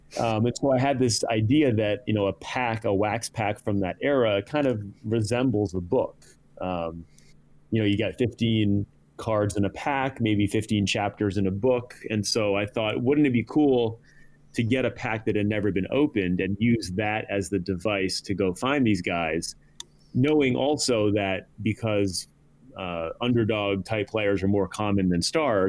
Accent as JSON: {"language": "English", "town": "Greenville", "region": "Rhode Island", "country": "United States", "tie": "born or raised there", "said": "So I grew up in Greenville, Rhode Island."}